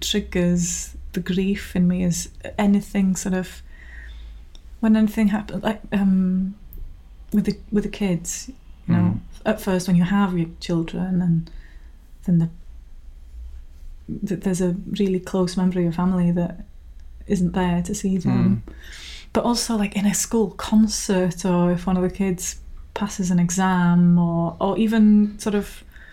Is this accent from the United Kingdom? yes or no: yes; Rhiwlas, Wales, United Kingdom; moved away as an adult; now in Tywyn, United Kingdom; I'm from Rhiwlas, a village not far from Bethesda, but I moved to Tywyn in Meirionnydd.